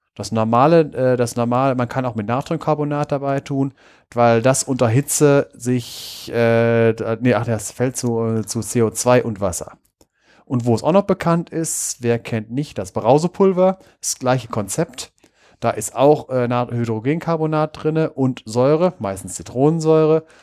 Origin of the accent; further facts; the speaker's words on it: North Rhine-Westphalia, Germany; da, wo ich herkomme, vom Niederrhein, da gibt es das Salzbergwerk Bord